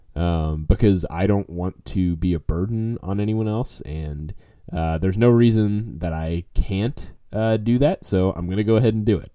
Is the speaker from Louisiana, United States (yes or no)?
yes; New Orleans, Louisiana, United States; now in Texas, United States; I grew up in New Orleans. Now I live in Texas